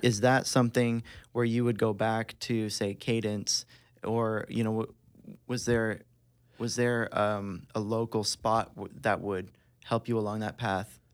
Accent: Tri-Cities, Ontario, Canada; We're all from the Tri-Cities.

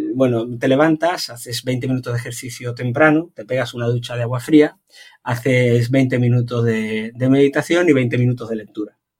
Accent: Algeciras, Andalusia, Spain; moved away as an adult; now in Málaga, Spain; vivo en Málaga, entonces intento coger, antes yo soy de Algeciras, he vivido mucho tiempo cerquita

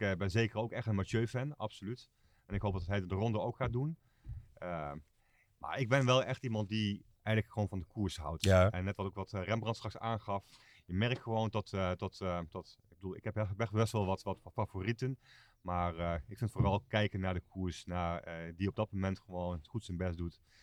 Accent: Netherlands; wij zijn Hollanders

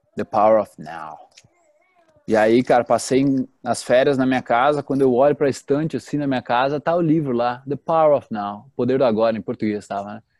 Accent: Teutônia, Rio Grande do Sul, Brazil; now in Florianópolis, Brazil; eu venho de uma cidadezinha do interior do Rio Grande do Sul, chamada Teutônia. E lá eu era uma criança normal

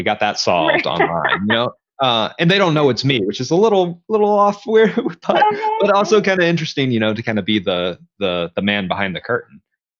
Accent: the South, United States; growing up in the South, we just mentioned football. I was never a sports fan, you know?

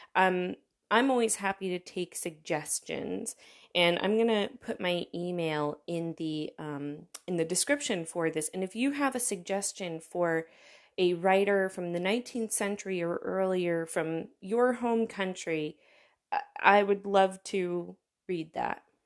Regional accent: United States; now in Berlin, Germany; As an American

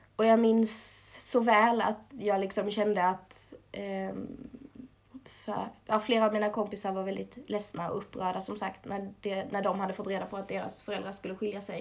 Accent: Småland, Sweden; accent: Småland dialect; Jag började i Småland, som min dialekt kanske avslöjar.

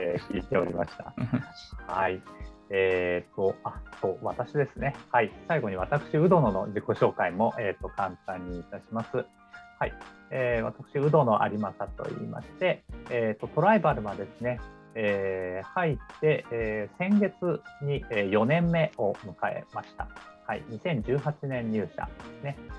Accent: Yokohama, Kanagawa, Japan; also born or lived in Tokyo; 私も横浜の出身なんですけど

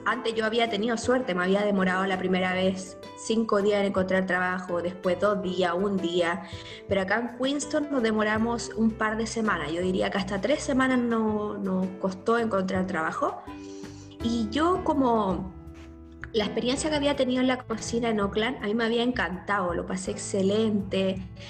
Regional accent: Chile; moved away as an adult; now in New Zealand; como chileno y como latino

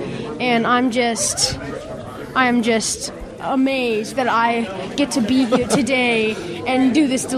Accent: Fort Worth, Texas, United States; I'm from Fort Worth, Texas.

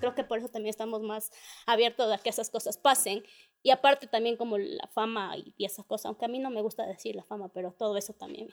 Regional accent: Ecuador; somos ecuatorianos

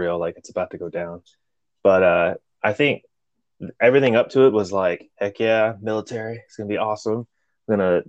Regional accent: Colorado Springs, Colorado, United States; first language Spanish; English is a second language; moved away as an adult; Colorado Springs, Colorado.

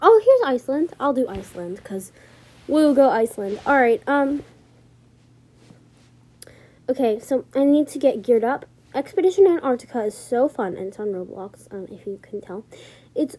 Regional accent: United States; I am actually from the U.S.

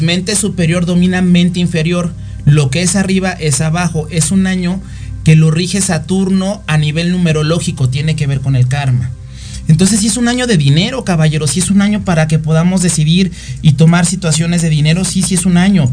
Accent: Mexico; yo soy costeño, yo soy de tierra caliente

